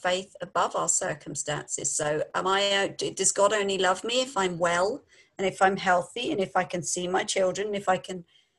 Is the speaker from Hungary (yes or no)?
no; London, United Kingdom; moved away as an adult; also born or lived in Devon / Yorkshire; now in United States; We're from London, so we've probably got a lot of slang in our talk.